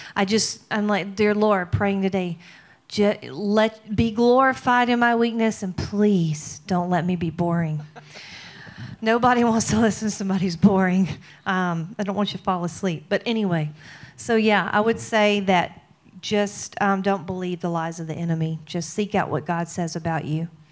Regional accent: Mississippi, United States; I'm from Mississippi

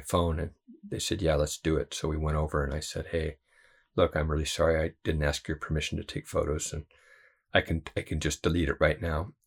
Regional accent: United States; as a white person and as an American

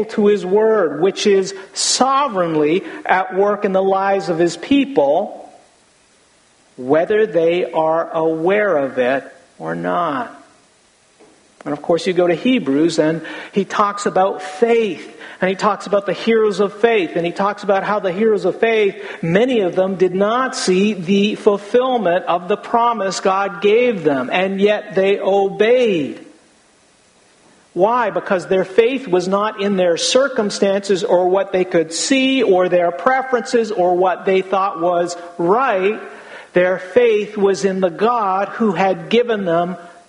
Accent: United States; we live in America

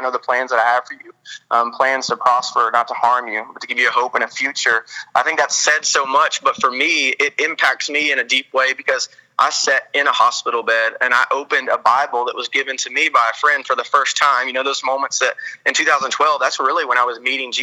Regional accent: Arkansas, United States; I'm from Arkansas, so I can kind of be a hillbilly sometimes

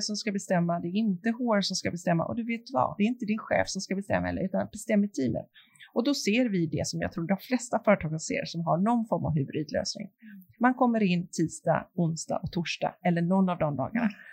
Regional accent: Sweden; vi svenskar

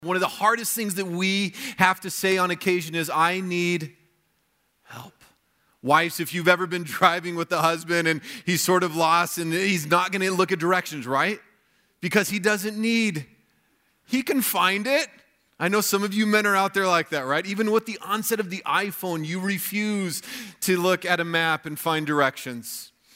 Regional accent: United States; as American Christians

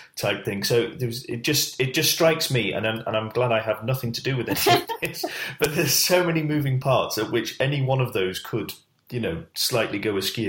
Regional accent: United Kingdom; we're British

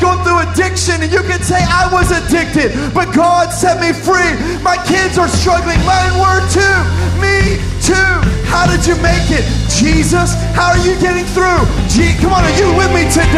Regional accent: Miami, Florida, United States; I'm from Miami

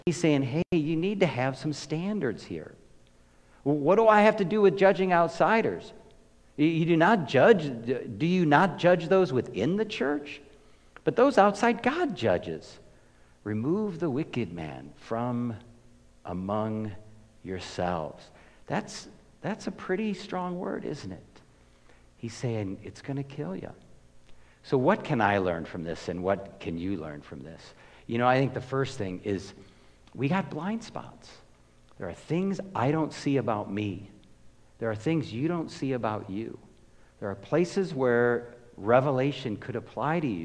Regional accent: United States; I'm an American

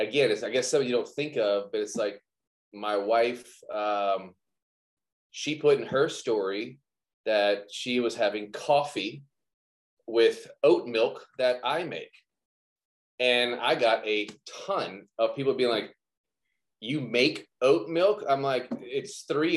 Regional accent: Baton Rouge and New Orleans area, South Louisiana, United States; I'm from the South Louisiana, Baton Rouge and New Orleans area

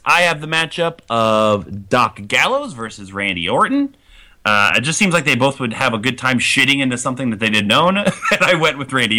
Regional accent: Ohio, United States; I'm from Ohio

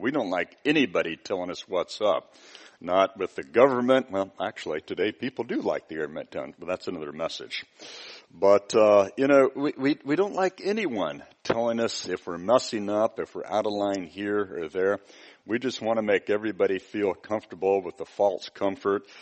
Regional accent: United States; I'm from the United States

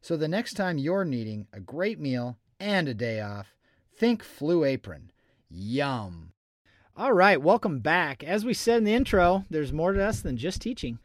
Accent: Oregon, United States; I grew up in Oregon, but I am not a hunter

